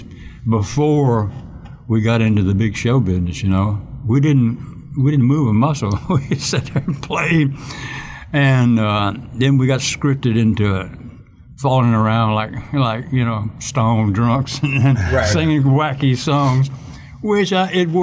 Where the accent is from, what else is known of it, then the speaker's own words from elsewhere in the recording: Meridian, Mississippi, United States; moved away as an adult; also born or lived in New York / Los Angeles; I was from Meridian, Mississippi.